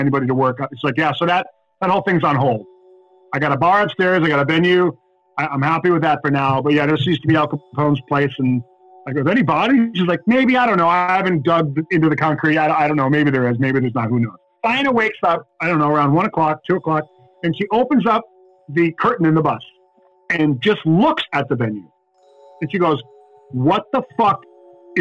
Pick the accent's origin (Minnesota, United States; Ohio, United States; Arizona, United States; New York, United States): New York, United States; Buffalo; We're in Buffalo, New York, my hometown.